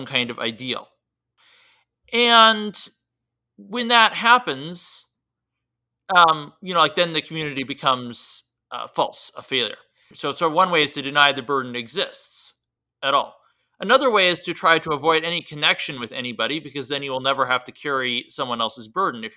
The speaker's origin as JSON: {"language": "English", "country": "United States", "said": "As an American"}